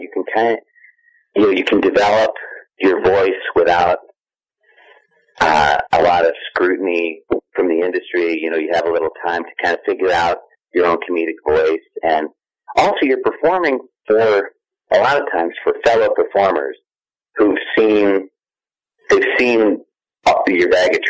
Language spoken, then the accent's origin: English; Chicago, Illinois, United States; moved away as an adult; also born or lived in New York; I was lucky enough to be from Chicago where it was happening anyway, so it was my hometown.